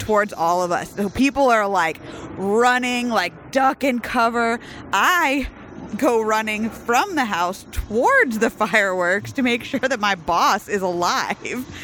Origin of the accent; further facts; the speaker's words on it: United States; we were born here in this country